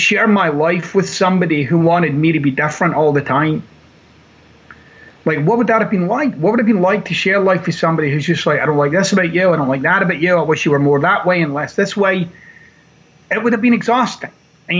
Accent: Glasgow, Scotland, United Kingdom; born or raised there

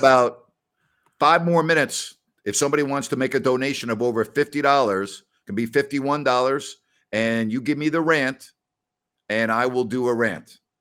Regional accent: New York City, New York, United States; also born or lived in Decatur, Illinois; I'm from New York.

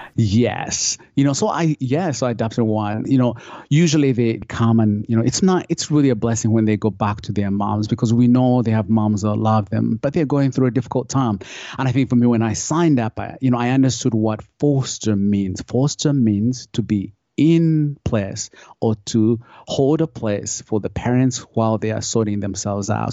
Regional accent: Uganda; moved away; I grew up, I grew up in Uganda.

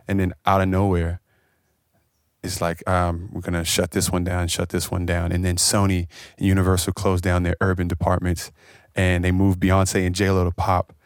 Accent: Washington, District of Columbia, United States; I come from Washington, D C, where we don't have the music scenes

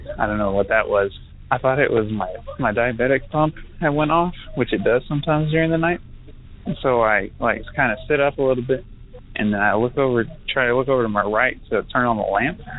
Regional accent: Canyon, Texas, United States; now in Lubbock, United States; I grew up in Canyon, but I live in Lubbock and go to school in Lubbock, Texas

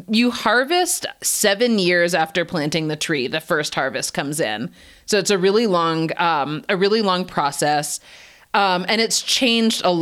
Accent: Canada; also born or lived in United States; I was not born and raised in India. I was born in Canada and raised there and in the US.

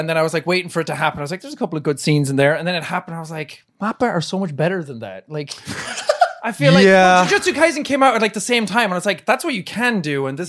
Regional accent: Ireland; now in Brighton, United Kingdom; I wasn't like being Irish or like being myself

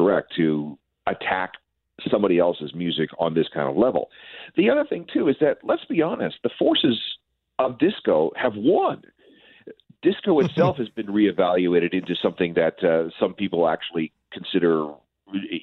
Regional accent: Winnipeg, Manitoba, Canada; I grew up in Winnipeg

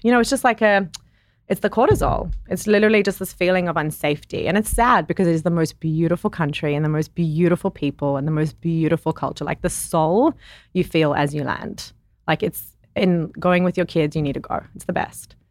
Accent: South Africa; moved away; I grew up in South Africa

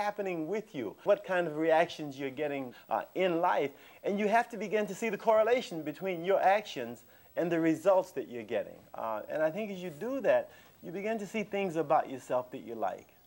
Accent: Tallahassee, Florida, United States; I was raised in Tallahassee, Florida at the height of segregation

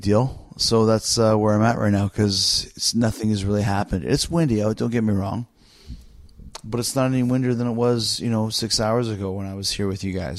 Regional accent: Canada; I'm Canadian

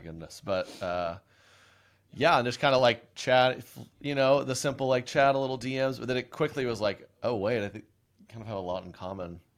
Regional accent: Oklahoma, United States; moved away; I was born and raised in Oklahoma

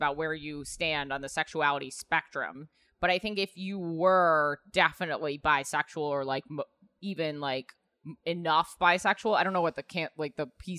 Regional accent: New York City, New York, United States; I grew up in New York City.

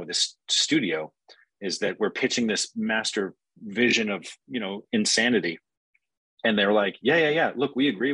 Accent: Alaska, United States; I grew up in Alaska, kind of log cabin in the woods, middle of nowhere sort of situation

